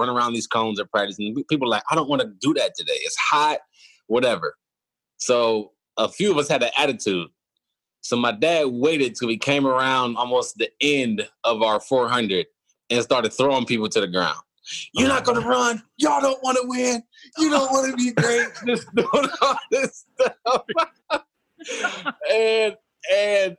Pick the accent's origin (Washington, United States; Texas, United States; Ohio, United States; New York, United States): Ohio, United States; Cleveland; moved away as an adult; also born or lived in Kent, Ohio; now in Houston, United States; Born and raised in Cleveland, and my dad was my high school coach